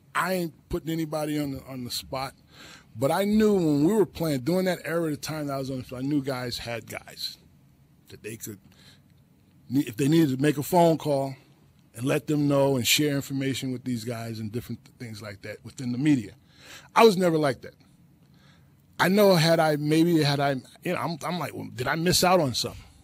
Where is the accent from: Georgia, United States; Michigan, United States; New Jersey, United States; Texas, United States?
New Jersey, United States; I'm from Jersey